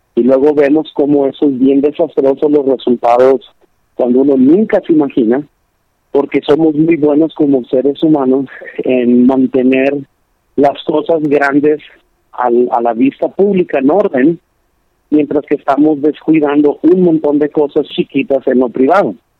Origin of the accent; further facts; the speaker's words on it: Lancaster, California, United States; donde yo crecí en Lancaster, California